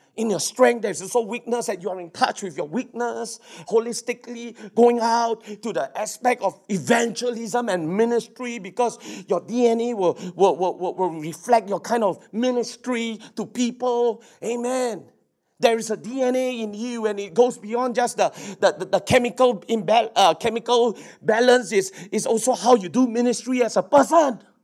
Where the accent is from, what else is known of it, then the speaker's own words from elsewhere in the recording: Singapore; I'm a Singaporean.